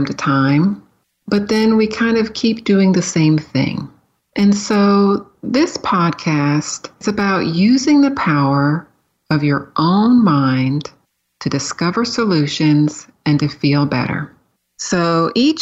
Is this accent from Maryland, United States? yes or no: no; San Diego, California, United States; moved away as an adult; also born or lived in Florida / Pennsylvania; I grew up in San Diego, California, city kid